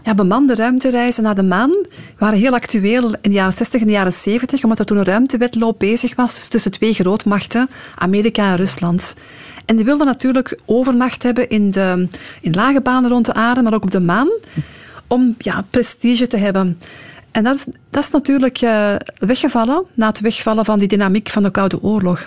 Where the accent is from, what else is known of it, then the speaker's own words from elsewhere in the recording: Belgium; omdat we als Belgen ook in die Europese samenwerking zitten